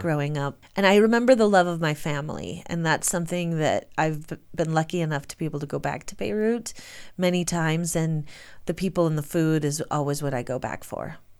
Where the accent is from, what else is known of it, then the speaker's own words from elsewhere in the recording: Michigan, United States; moved away as an adult; also born or lived in New York City; now in Jackson, United States; We're both from Michigan